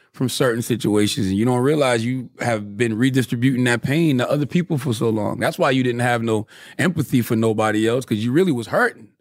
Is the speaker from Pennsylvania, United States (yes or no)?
no; Moncks Corner, South Carolina, United States; I'm from Monk's Corner, South Carolina.